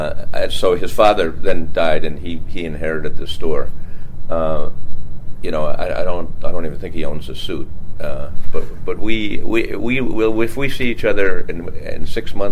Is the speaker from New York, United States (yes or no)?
yes; Bayport, New York, United States; I grew up on Long Island, Bayport, Long Island.